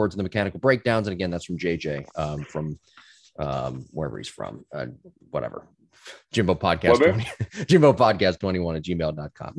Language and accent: English; Philadelphia, Pennsylvania, United States; I grew up in the Philly area